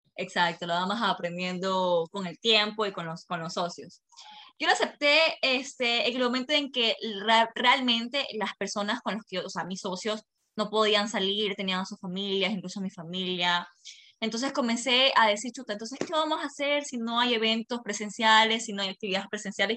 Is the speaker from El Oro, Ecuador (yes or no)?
yes; Machala, El Oro, Ecuador; somos una ciudad pequeña, la verdad somos una ciudad